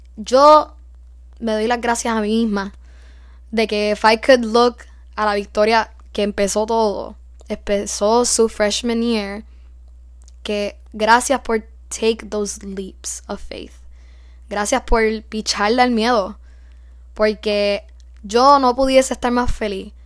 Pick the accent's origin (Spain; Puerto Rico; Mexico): Puerto Rico; moved away as an adult; Siendo freshman, puertorriqueña, en una universidad en los Estados Unidos, donde somos minoría